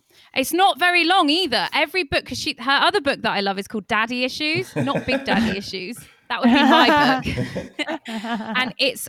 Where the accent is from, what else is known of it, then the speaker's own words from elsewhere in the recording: Torquay, South West England, United Kingdom; moved away as an adult; also born or lived in Barcelona; now in London, United Kingdom; I'm from Torquay